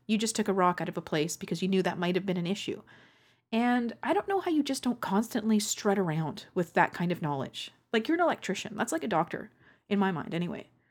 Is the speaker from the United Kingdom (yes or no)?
no; Canada; accent: Canadian; my Canadian accent